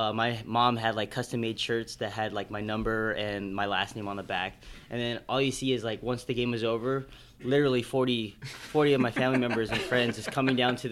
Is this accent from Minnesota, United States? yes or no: no; Carson, California, United States; my hometown